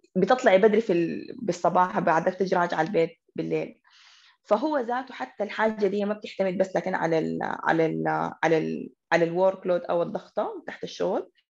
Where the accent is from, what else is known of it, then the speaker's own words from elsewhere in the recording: Khartoum, Sudan; حكون كده خرطوميه بحته